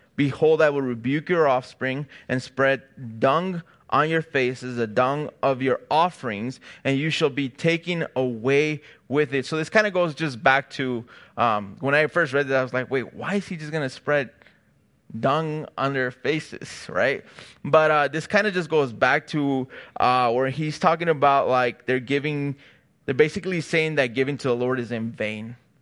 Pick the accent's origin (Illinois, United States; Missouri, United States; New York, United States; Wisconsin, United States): Illinois, United States; Chicago; now in California, United States; me and my wife, we're from Chicago, so we don't have family out here